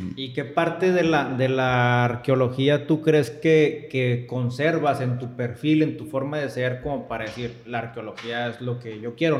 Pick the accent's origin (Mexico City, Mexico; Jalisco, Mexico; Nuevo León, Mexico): Nuevo León, Mexico; Monterrey; yo estoy de Monterrey